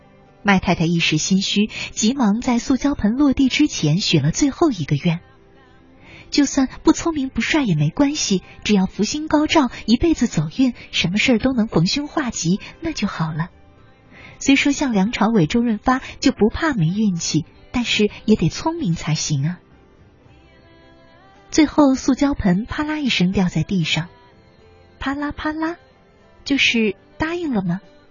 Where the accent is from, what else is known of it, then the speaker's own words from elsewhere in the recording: southern Taiwan, Taiwan; 我出生在台湾南部的一个小地方，那里的人都很穷，我家最穷，因为我家有十八个兄弟姐妹，我排行十二。